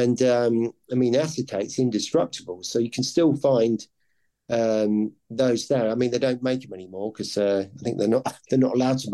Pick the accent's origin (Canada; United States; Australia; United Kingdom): United Kingdom; Ely, East of England; I was born in Ely near Cambridge